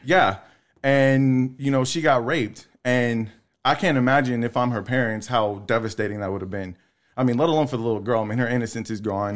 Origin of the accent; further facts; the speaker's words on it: La Marque, Texas, United States; I grew up in Lamarck, Texas City